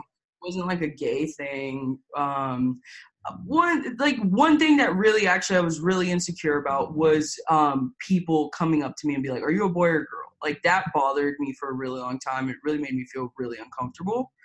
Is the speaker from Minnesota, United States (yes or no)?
no; Tampa, Florida, United States; also born or lived in Lima, Peru; now in Houston, United States; I went straight to Tampa, Florida. I never left Tampa, Florida.